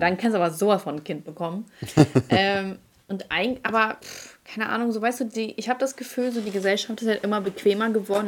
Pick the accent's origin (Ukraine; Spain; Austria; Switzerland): Ukraine; moved away; ich komme aus der Ukraine